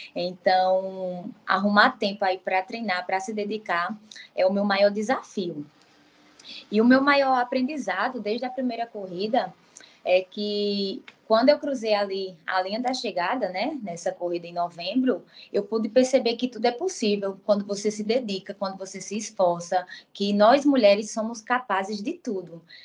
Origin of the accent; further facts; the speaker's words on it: João Pessoa, Paraíba, Brazil; also born or lived in Campina Grande; Sou de João Pessoa, nasci em Campina Grande